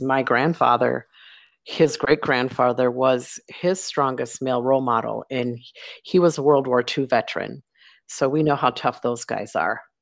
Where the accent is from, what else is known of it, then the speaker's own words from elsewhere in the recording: Minnesota, United States; moved away as an adult; now in Bentonville, United States; I live in in Bentonville, Arkansas, but I'm from Minnesota